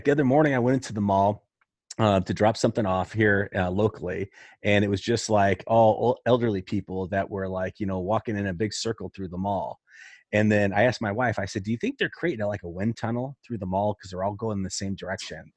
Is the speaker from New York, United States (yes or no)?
no; Central Illinois, United States; I'm from Central Illinois, and I fully understand the small town